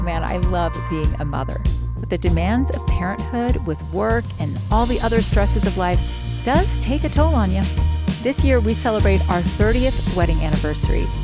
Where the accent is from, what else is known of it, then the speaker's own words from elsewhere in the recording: Florida, United States; moved away as an adult; also born or lived in Utah; I'm from Florida